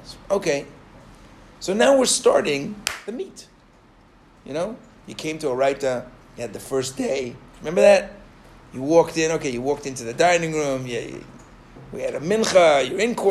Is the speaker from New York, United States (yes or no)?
yes; New York, United States; I grew up in New York.